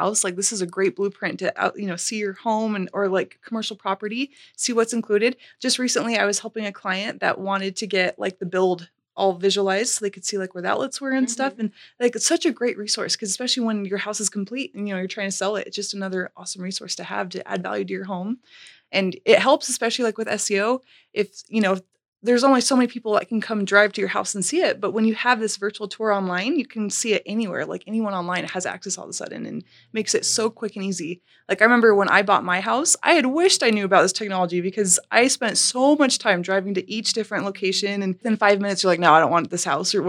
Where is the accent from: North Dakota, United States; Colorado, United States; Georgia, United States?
Colorado, United States; moved away as an adult; now in Utah, United States; I'm from Colorado